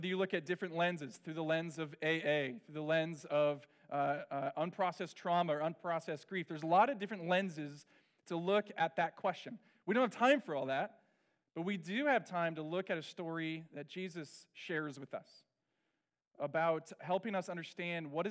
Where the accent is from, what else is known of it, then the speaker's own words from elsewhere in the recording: Orange County, California, United States; I grew up in Orange County